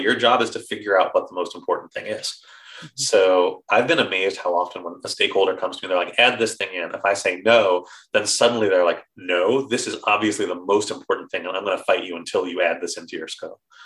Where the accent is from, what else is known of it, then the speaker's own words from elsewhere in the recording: New York, United States; now in England, United Kingdom; I'm from New York